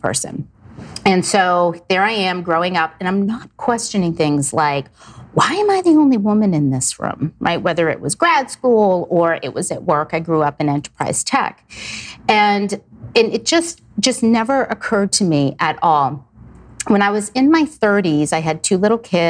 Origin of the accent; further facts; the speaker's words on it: South Shore, Massachusetts, United States; raised in Massachusetts on the South Shore, very conservative family